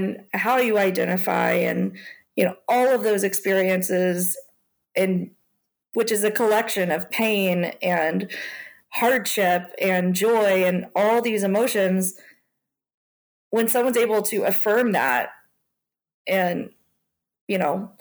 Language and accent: English; Louisville, Kentucky, United States; also born or lived in South Korea; I grew up in Louisville, Kentucky, and in a very white middle-class family and neighborhood